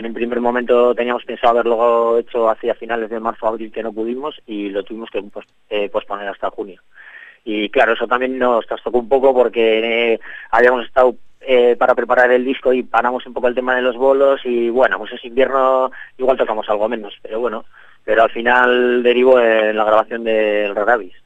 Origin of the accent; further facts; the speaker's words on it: Bilbao, Basque Country, Spain; somos una banda de Bilbao